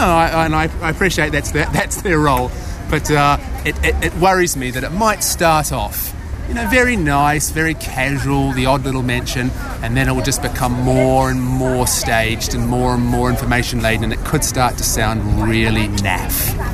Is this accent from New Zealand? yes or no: yes; New Zealand; now in United Kingdom; I originally come from that great hotbed of media, world leading media activity, New Zealand.